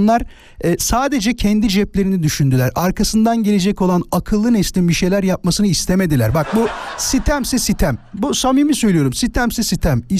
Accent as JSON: {"language": "Turkish", "region": "Istanbul", "country": "Turkey", "said": "Abi İstanbul Küçükçekmece."}